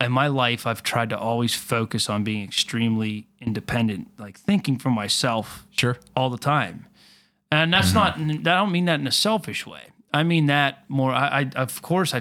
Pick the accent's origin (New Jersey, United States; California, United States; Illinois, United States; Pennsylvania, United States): Pennsylvania, United States; Latrobe; I'm from Latrobe